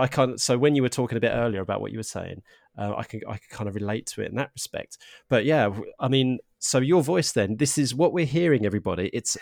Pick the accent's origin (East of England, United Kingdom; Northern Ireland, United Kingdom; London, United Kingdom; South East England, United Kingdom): East of England, United Kingdom; Harlow; accent: Cockney Essex; I'm from Harlow in Essex, and I've got Cockney dad, so and when I do talk to my parents, I do go a bit more like this. I can slip back into that old kind of Cockney Essex hybrid